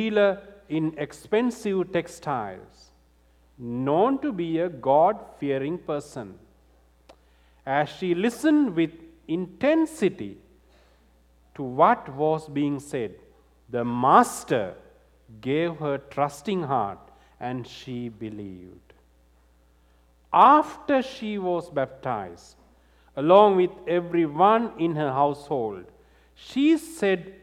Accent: Sri Lanka; moved away; I'm from Sri Lanka.

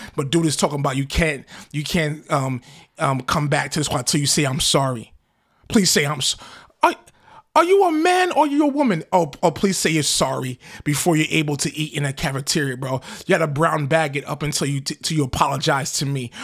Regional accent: United States; I'm an American.

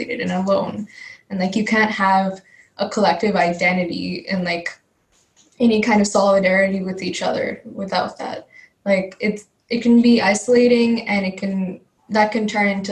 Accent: California, United States; first language Telugu; I also grew up in the US. I grew up in California

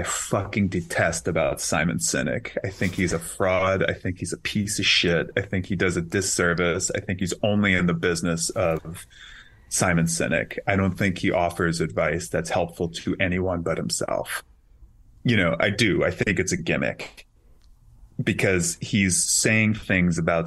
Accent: New York City, New York, United States; I grew up in Queens

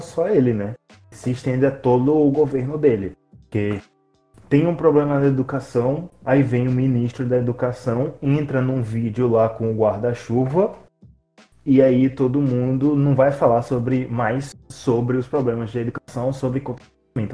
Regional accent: Aracaju, Sergipe, Brazil; nós somos de Aracaju

